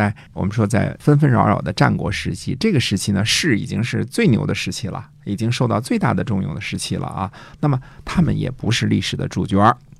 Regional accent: China; 这就是你看，我们中国人读李白一句说

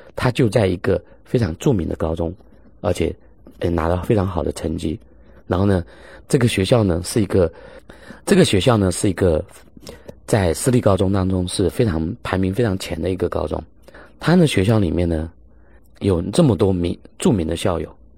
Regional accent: China; 我们中国人

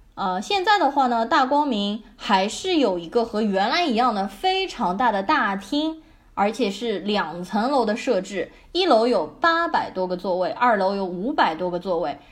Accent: Shanghai, China; 我从小是在上海的市中心静安区长大的

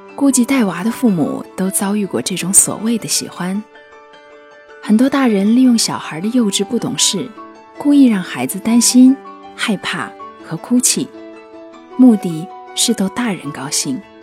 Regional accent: China; 捉弄孩子是我们中国人一个有着悠久传统

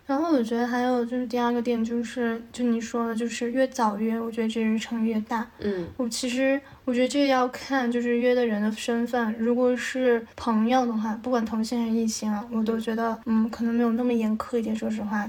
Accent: Shanghai, China; moved away as an adult; also born or lived in northern China / United States / Taiwan / Beijing; 我是生在北方的，比较小的时候就，呃，去上海开始生活

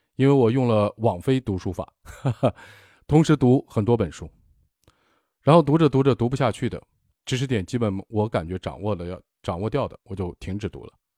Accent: China; 我们中国人

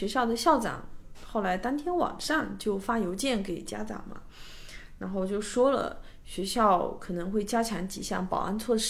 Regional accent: China; now in United States; 对啊，本来我们从中国过来，其实我们其实一直是生活在一个没有枪支的社会嘛。

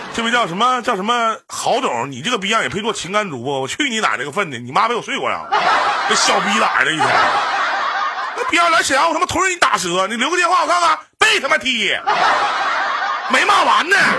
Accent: Northeast China, China; also born or lived in Beijing; 我们东北

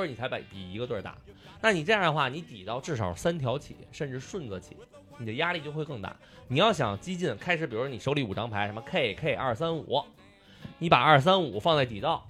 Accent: Beijing, China; 作为北京人，传统意义上北京人，我觉得最无聊就是北京麻将

